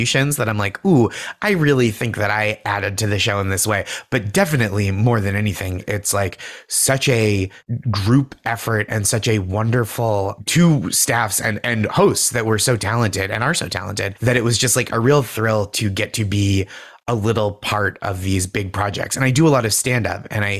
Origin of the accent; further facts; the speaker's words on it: Massachusetts, United States; I grew up in Massachusetts.